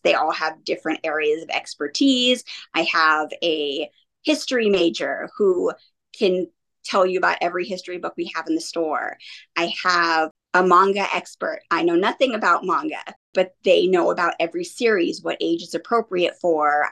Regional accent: Monrovia, California, United States; also born or lived in Santa Rosa, California; I grew up in Southern California in mm-hmm. Monrovia tiny little cute town. I moved up here to Santa Rosa about 10 years ago now

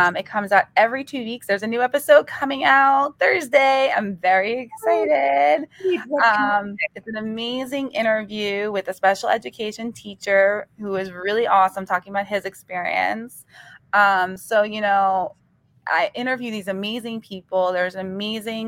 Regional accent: North Brunswick, New Jersey, United States; North Brunswick, my hometown

